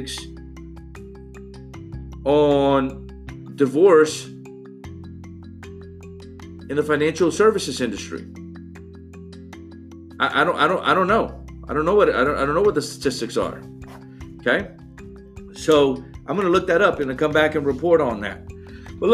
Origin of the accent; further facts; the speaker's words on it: New Orleans, Louisiana, United States; now in Atlanta, United States; I live in Atlanta now and I'm from New Orleans, and everybody knew everybody down there in New Orleans